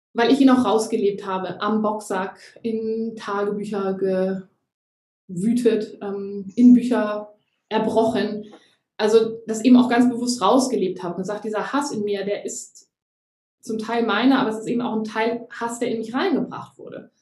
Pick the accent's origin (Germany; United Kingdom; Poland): Germany; moved away; also born or lived in Gran Canaria, Spain